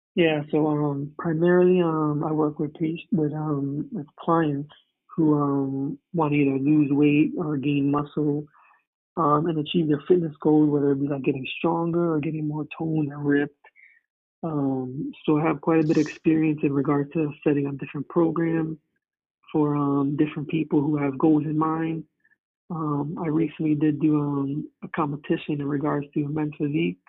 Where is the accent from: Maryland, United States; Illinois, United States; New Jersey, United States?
New Jersey, United States; moved away as an adult; now in Connecticut, United States; I'm originally from Jersey, moved out to Connecticut